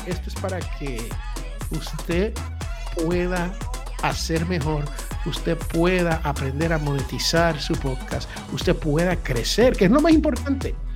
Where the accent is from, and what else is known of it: United States; born or raised there